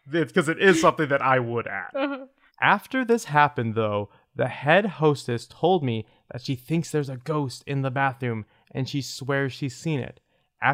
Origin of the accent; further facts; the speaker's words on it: Omaha, Nebraska, United States; I realized they sound kind of like Spaghetti Works in my hometown, Omaha, Nebraska.